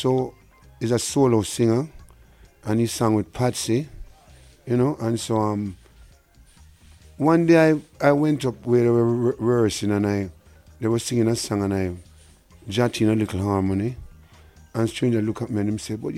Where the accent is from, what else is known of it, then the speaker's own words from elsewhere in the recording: Kingston, Jamaica; I grew up in Denham Town, they call it Western Kingston, Smith Village, and I attended Denham